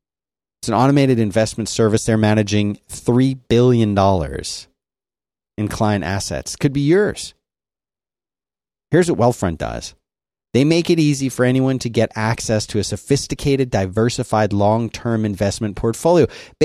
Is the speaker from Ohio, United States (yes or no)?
no; Philadelphia, Pennsylvania, United States; I grew up in Philadelphia. Everyone got beat up.